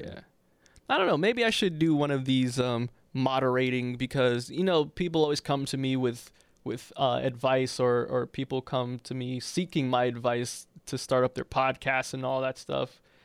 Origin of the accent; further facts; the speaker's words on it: New York City, New York, United States; I'm from Harlem